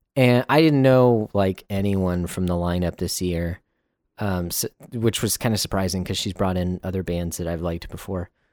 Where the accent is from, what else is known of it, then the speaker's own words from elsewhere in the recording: Texas, United States; Texans are very proud that we were actually at one time a country all to ourselves.